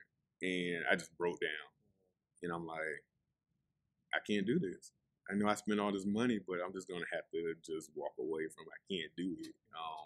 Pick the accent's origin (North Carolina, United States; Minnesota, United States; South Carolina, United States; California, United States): South Carolina, United States; Charleston; Originally, I'm from, okay, so I was born in Chicago.